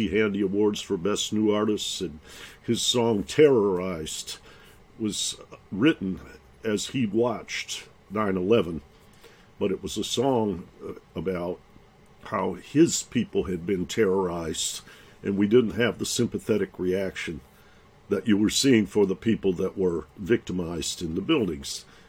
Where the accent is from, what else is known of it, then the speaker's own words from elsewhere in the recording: Detroit, Michigan, United States; growing up in Detroit, I have a father … who was a jazz pianist and a physician.